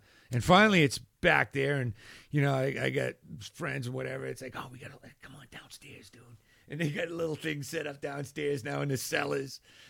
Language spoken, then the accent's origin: English; Boston, Massachusetts, United States; moved away; back home in Boston, you know, in the 80s.